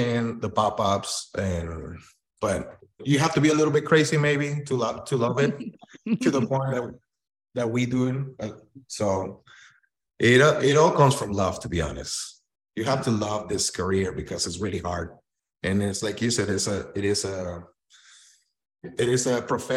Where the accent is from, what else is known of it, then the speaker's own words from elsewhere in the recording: Tijuana, Baja California, Mexico; also born or lived in Sonora, Mexico / Arizona; now in Phoenix, United States; I was born in Sonora, but I grew up in Tijuana, Baja California.